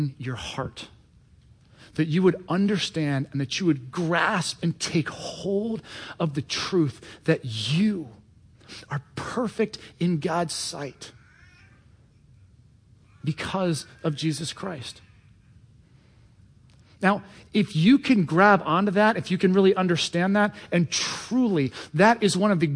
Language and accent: English; Cincinnati, Ohio, United States; now in Washington, D.C., United States; I was raised in Cincinnati, Ohio